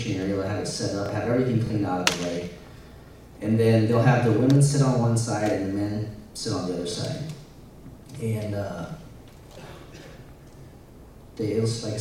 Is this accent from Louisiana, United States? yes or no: no; Michigan, United States; moved away; also born or lived in Montana / Missouri; I was born in Montana, and my parents left there when I was a young kid, so I don't really remember anything in Montana. I lived in Michigan for 18 years